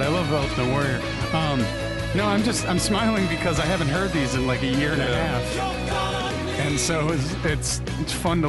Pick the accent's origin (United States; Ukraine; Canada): Canada; So, yeah, …. Being Canadian, I would assume this song's about hockey.